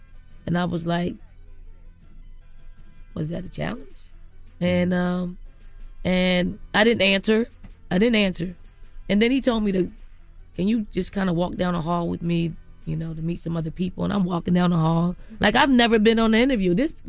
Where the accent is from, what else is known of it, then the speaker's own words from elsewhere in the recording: Philadelphia, Pennsylvania, United States; I grew up in North Philly, in the projects in North Philly. So in Philly.